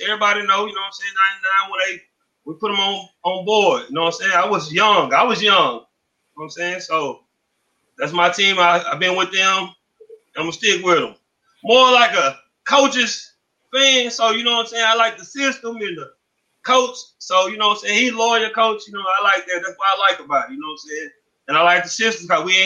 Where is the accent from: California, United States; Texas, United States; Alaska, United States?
Texas, United States; Texarkana; I'm born and raised in Texarkana, Texas, the Texas side